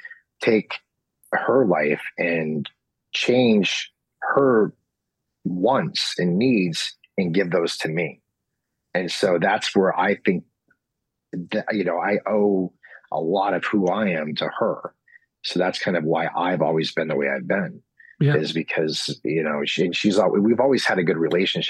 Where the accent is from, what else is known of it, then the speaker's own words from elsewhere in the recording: United States; I'm from Knoxon, and we were dirt poor